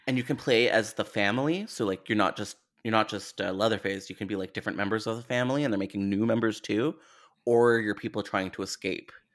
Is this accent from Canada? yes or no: yes; Canada; as a Canadian